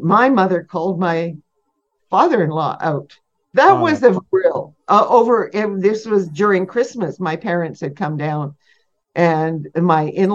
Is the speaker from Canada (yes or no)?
yes; Sault Ste. Marie, Ontario, Canada; I grew up in Sault Ste. Marie, which had very few Jewish people in it